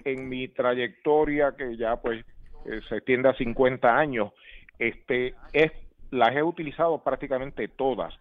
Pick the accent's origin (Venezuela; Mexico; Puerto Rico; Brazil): Puerto Rico; crecimos escuchando esas transmisiones de grandes ligas y obviamente en el béisbol de Puerto Rico